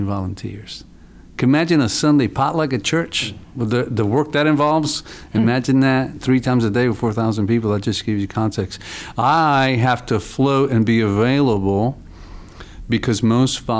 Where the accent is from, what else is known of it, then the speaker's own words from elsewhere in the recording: New York City, New York, United States; moved away; also born or lived in Dallas, Texas; I'm born and raised in the South Bronx